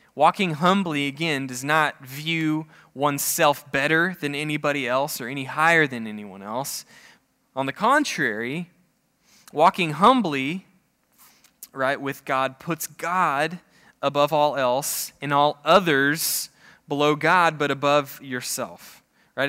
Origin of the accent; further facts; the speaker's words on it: Oklahoma, United States; I'm from Oklahoma